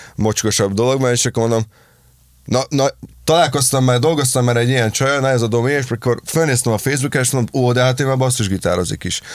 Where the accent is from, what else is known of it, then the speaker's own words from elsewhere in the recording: Dunaújváros, Fejér, Hungary; also born or lived in Pécs; amikor én Pécsről hazaköltöztem még annó Dunajvárosba